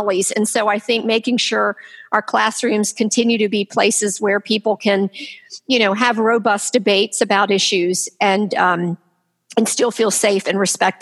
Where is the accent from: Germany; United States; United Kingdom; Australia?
United States; Durham, North Carolina; I grew up here in Durham